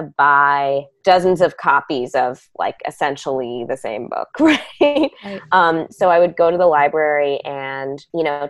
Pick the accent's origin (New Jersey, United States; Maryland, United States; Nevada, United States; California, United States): New Jersey, United States; Montclair; also born or lived in New York City; I was born in New York City, but my family moved to Montclair when I was like 5. So I definitely feel like Montclair is my home